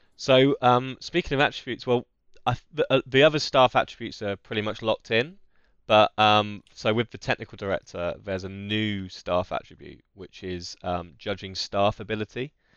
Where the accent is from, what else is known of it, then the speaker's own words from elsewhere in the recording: Essex, East of England, United Kingdom; we're both from Essex as well